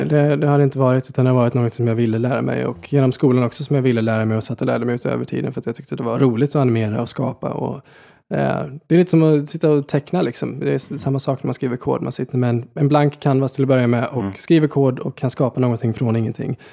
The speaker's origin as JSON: {"language": "Swedish", "town": "Vårkumla", "region": "Västra Götaland", "country": "Sweden", "tie": "born or raised there", "also_born_or_lived": "Gothenburg, Sweden / Falköping, Sweden / United States", "moved": "yes", "lives_now": "Stockholm, Sweden", "said": "flyttade och uppväxt ute på landet i Vårkumla"}